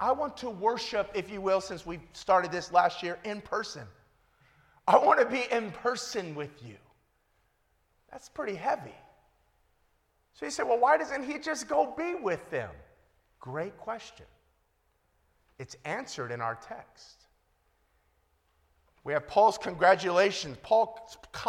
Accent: Compton, California, United States; moved away as an adult; also born or lived in Long Beach / England; I was born and raised in Compton

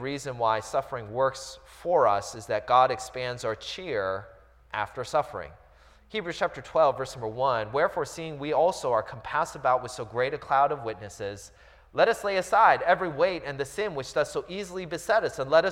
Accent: United States; I was born and raised here in the States

